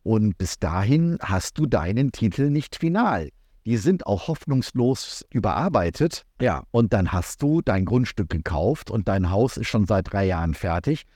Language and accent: German; Ruhr area, North Rhine-Westphalia, Germany; also born or lived in Frankfurt / Karlsruhe / Leipzig / Dresden; now in Asunción, Paraguay; Ich bin Großstadtmensch, ich komme aus dem Ruhrgebiet